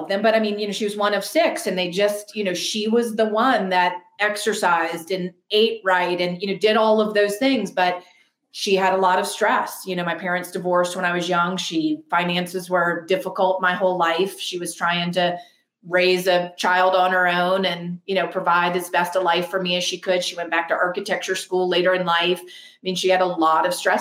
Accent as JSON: {"language": "English", "town": "New Orleans", "region": "Louisiana", "country": "United States", "tie": "born or raised there", "said": "I grew up 4 generations in New Orleans"}